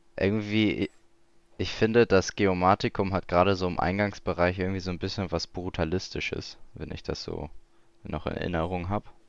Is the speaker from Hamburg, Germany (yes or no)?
yes; Hamburg, Germany; als Hamburger